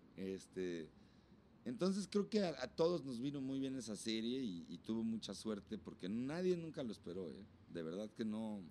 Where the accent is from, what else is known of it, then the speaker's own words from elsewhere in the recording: Huixquilucan, State of Mexico, Mexico; de ahí de donde yo soy, me doy un tete a tete con María Daniela, güey, que también es de por allá